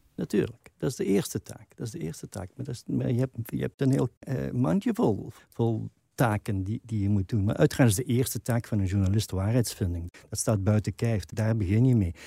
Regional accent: Limburg, Flanders, Belgium; als Limburgers

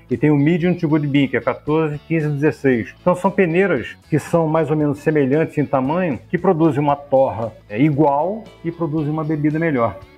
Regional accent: Rio de Janeiro, Brazil; Minha família é mineira. Meus pais são, mineiros, eu sou carioca

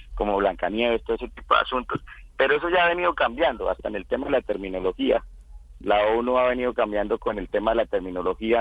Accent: Casanare, Colombia

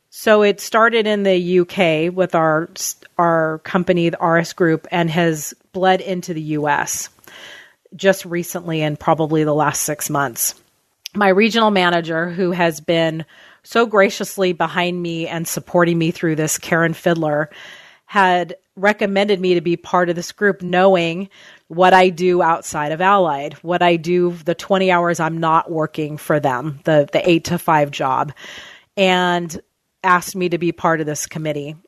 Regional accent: Southern California, United States; moved away as an adult; now in Oregon, United States; I grew up in Southern California and moved to Oregon in two, year two thousand.

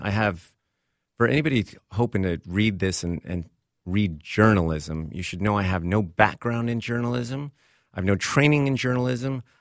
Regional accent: Texas, United States; moved away as an adult; also born or lived in Vermont / Hollywood; I grew up in Texas, school on the East Coast, uh, in Vermont

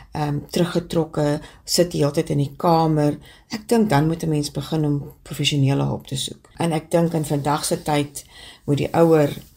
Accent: Vredendaal, Western Cape, South Africa; also born or lived in Stellenbosch; now in Kuils River, South Africa; Ek is gebore op Vredendaal, maar bly al vir 'n geruime aantal jare in die Wes-Kaap en heuidiglik in Kuilsrivier.

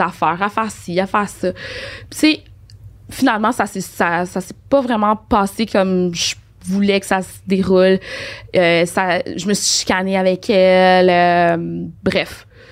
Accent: Port-au-Prince, Haiti; moved away; je suis née à Port-au-Prince.

